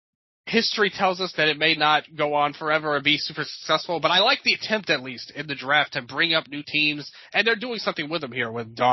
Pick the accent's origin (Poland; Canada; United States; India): United States; Memphis, Tennessee; I'm from Memphis, so I guess I'm a little biased overall.